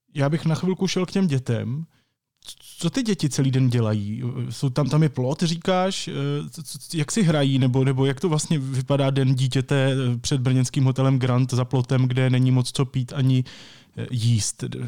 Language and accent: Czech; Brno, South Moravian Region, Czechia; my jsme oba z Brna